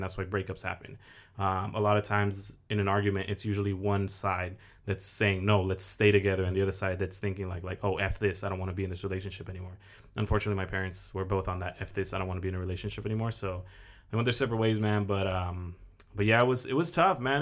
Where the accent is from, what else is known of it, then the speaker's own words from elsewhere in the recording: Oxnard, California, United States; born and raised in Oxnard, I am twenty-five